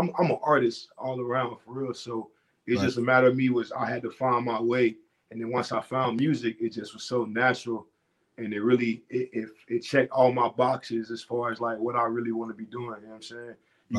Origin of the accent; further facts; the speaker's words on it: Florida, United States; I'm from Florida. So, you know, Florida really, aside from Florida, man, all the crazy shit, we known for the spring break and the beaches and the party vibe.